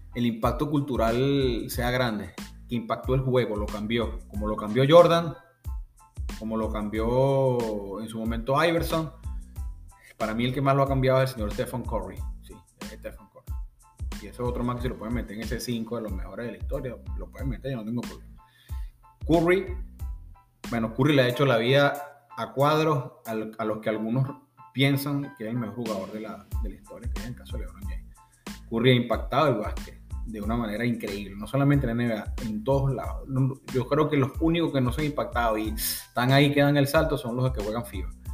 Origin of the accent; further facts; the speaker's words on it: Venezuela; en mi país